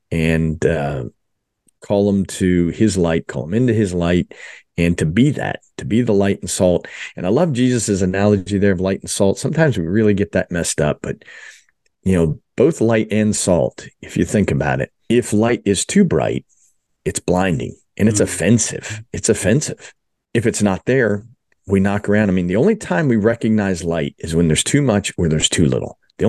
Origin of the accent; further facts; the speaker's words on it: New Jersey, United States; moved away as an adult; also born or lived in Philadelphia / Dallas; I was born in Philadelphia, grew up in South Jersey, but finished my undergrad and went to the Dallas area, which is a great place for an Eagles fan to be. Dallas, was there for 11 years